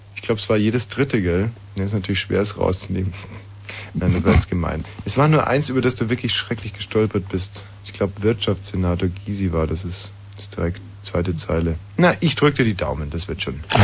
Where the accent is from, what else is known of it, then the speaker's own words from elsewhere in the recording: Bavaria, Germany; moved away as an adult; ich bin ja selber in Bayern aufgewachsen